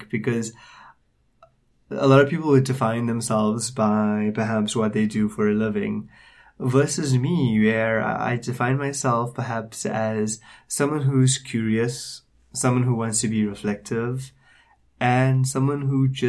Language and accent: English; Durban, KwaZulu-Natal, South Africa; moved away as an adult; now in Johannesburg, South Africa; born and raised in Durban. I lived there for most of my life. But I moved to Johannesburg in December 2010